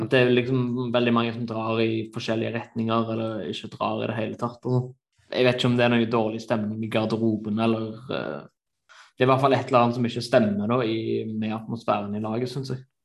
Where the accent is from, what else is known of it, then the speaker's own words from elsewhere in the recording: Norway; moved away as an adult; now in Germany; Jeg var hjemme i Norge nå over jul og nyttår